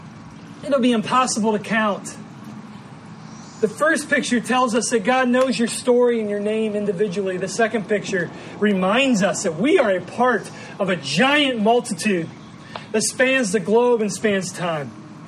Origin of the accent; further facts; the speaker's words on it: Chicago, Illinois, United States; accent: Midwestern; also born or lived in Indiana / Missouri; now in Ohio, United States; I grew up in the Midwest of the United States, Indiana, and then Ohio, and then Missouri, and now Ohio again. I was born in Chicago, so that's kind of where I grew up.